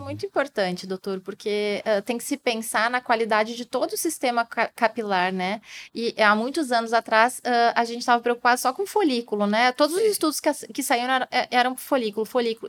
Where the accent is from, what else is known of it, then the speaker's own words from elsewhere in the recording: Brazil; nós, brasileiros